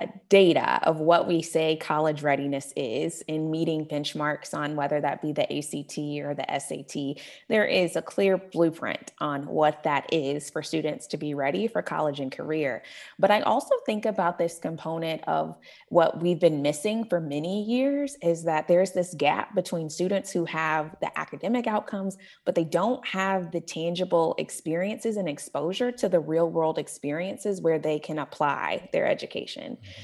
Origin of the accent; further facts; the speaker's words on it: Tulsa, Oklahoma, United States; has come from my own upbringing here in Tulsa. I grew up in Union Public Schools.